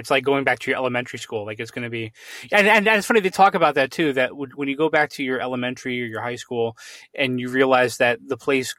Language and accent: English; Connecticut, United States; moved away as an adult; now in Pennsylvania, United States; my wife and I gave serious thought to moving away from Pennsylvania, because I'm from Connecticut originally.